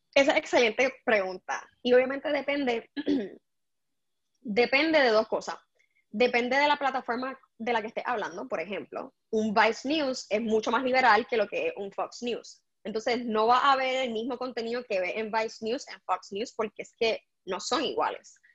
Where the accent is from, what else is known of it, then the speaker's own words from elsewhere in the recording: Puerto Rico; moved away; yo soy puertorriqueña